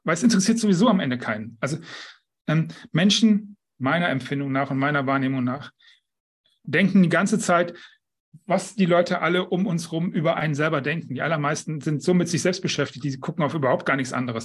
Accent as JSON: {"language": "German", "town": "Düsseldorf", "region": "North Rhine-Westphalia", "country": "Germany", "moved": "yes", "lives_now": "Mallorca, Spain", "said": "Ich bin Düsseldorfer, empfinde ich als meine Heimat. Nicht mein Zuhause, das ist inzwischen Mallorca, aber meine Heimat ist Düsseldorf."}